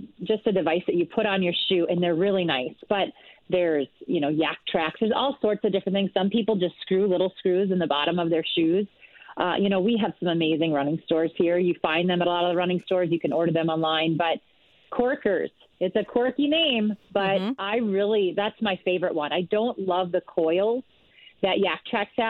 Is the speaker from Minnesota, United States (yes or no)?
yes; rural Minnesota, United States; also born or lived in Villanova, Pennsylvania; I'm from Minnesota here. Grew up in rural Minnesota